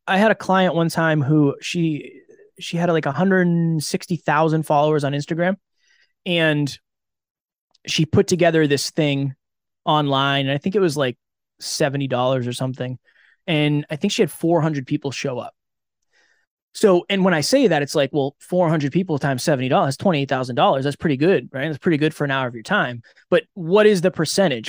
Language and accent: English; an hour outside of Boston, Massachusetts, United States; I grew up an hour outside of Boston